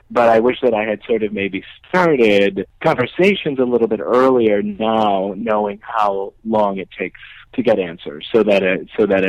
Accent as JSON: {"language": "English", "region": "Connecticut", "country": "United States", "tie": "born or raised there", "moved": "yes", "lives_now": "New York, United States"}